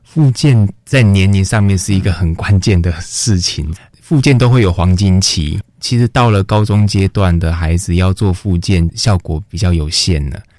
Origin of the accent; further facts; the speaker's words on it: Kaohsiung, Taiwan; moved away as an adult; also born or lived in northern Taiwan; 那个时候的我也刚来北部，因为我是嗯。高雄人